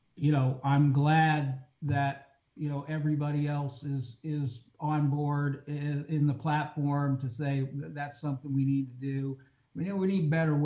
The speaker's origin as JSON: {"language": "English", "area": "Jennings County", "region": "Indiana", "country": "United States", "tie": "born or raised there", "also_born_or_lived": "New Orleans, Louisiana", "lives_now": "Columbus, Indiana, United States", "said": "I grew up on a farm in Jennings County, and I'm an attorney"}